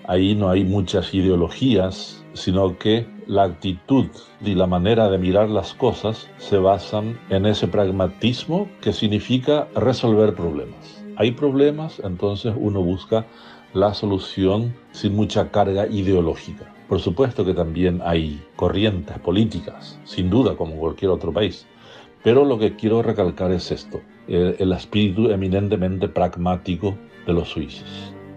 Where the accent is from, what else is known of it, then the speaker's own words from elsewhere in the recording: Encarnación, Itapúa, Paraguay; moved away as an adult; also born or lived in Posadas, Argentina / Switzerland; now in Asunción, Paraguay; Nací en Encarnación, en la zona alta de la ciudad. En aquellos años de mi infancia y juventud